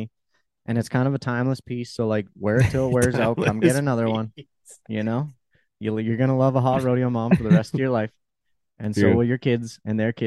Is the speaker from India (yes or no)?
no; Canada; Being Canadian, I can't even get on the TikTok creator fund